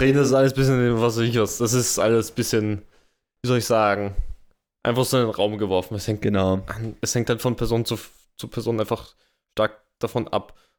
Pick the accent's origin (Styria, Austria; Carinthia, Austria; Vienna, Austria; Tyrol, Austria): Vienna, Austria; Wien ist meine Heimat. Da komme ich her